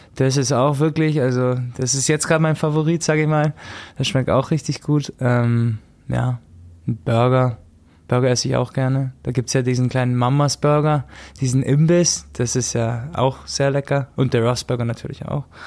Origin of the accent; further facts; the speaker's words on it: Augsburg, Bavaria, Germany; ich bin aus Augsburg